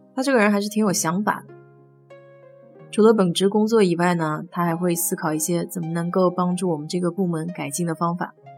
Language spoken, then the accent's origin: Chinese; China; now in United States; 我们中国人